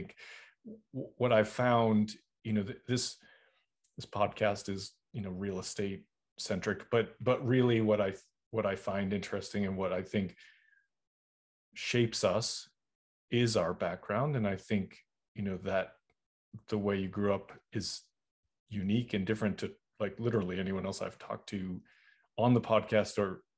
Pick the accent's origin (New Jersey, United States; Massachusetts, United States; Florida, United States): Massachusetts, United States; Boston; now in North Carolina; I'm originally from Boston, and I was like, I gotta go. And I went down to North Carolina